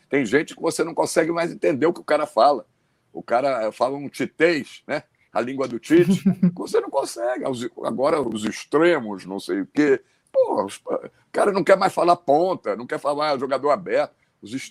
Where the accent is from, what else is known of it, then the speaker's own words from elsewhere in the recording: Rio Grande do Sul, Brazil; Eu sou gaúcho